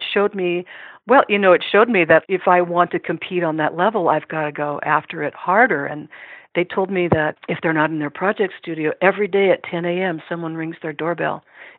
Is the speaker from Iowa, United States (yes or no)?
yes; Iowa City, Iowa, United States; unless I have a lot of contacts in the music industry in my hometown of Iowa City, I need to move to Nashville